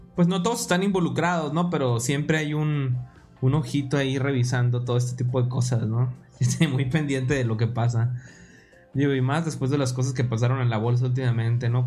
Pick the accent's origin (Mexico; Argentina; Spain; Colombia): Mexico; nosotros somos de México